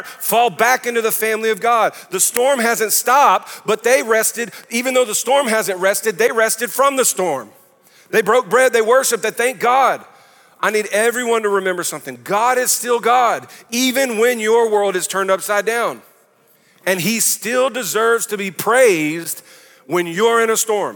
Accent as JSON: {"language": "English", "town": "New Orleans", "region": "Louisiana", "country": "United States", "said": "I'm from New Orleans"}